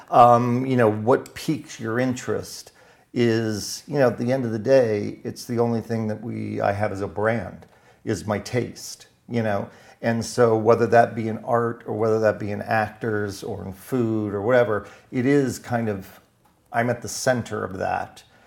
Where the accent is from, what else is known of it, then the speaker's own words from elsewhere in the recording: West Palm Beach, Florida, United States; I am from Florida. I was raised in West Palm Beach, Florida